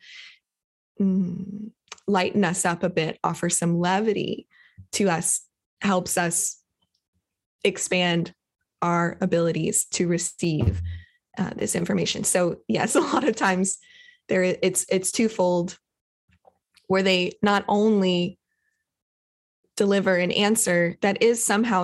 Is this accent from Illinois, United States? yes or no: no; Kentucky, United States; Grew up, I was born in Kentucky